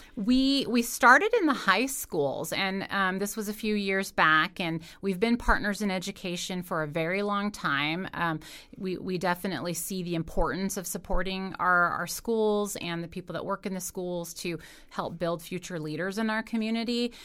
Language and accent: English; Carson City, Nevada, United States; I grew up in Carson City, so, uh, know a lot of folks around town